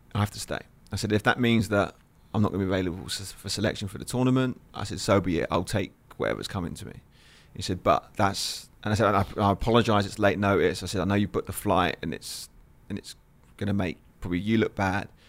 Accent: Lewes, South East England, United Kingdom; where I grew up in England, Lewis, which is, which is, if you look on the map, is near Brighton

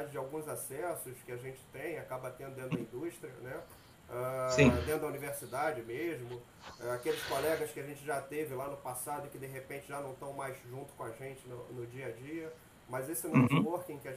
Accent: Brazil; a gente, como bom brasileiro

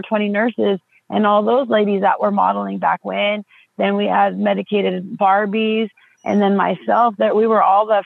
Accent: Southern California, United States; I grew up in the 90s. I grew up in Southern California

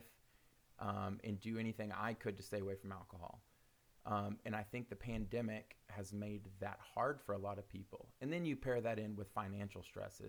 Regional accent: Oklahoma, United States; We're both from Oklahoma

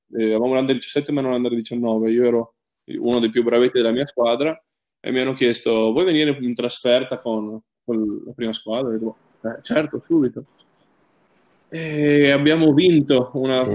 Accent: Trieste, Friuli-Venezia Giulia, Italy; io essendo triestino eh, sono cresciuto comunque andando a guardare la Triestina

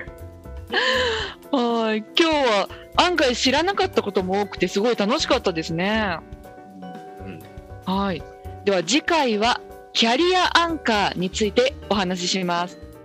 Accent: Minamibōsō, Chiba, Japan; 私はすごい田舎千葉の南房総っていうところの出身

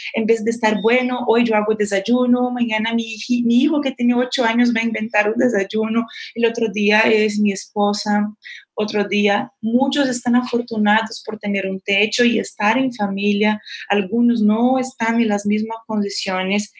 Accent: Brazil; Spanish is a second language; moved away; Yo como brasileña

